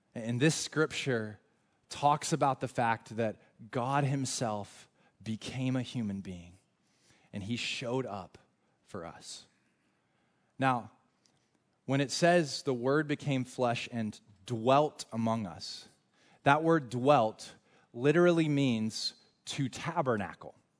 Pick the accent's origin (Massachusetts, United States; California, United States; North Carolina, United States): North Carolina, United States; moved away; I am from North Carolina. We are huge in college basketball in North Carolina